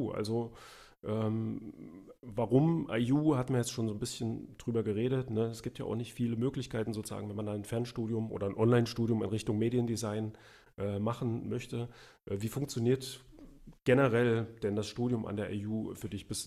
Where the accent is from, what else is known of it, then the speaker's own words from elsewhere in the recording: East Germany, Germany; also ich bin ja im Osten aufgewachsen, also in der DDR. Äh, und da war die Schule auch noch ein bisschen anders, also auch die Grundschule.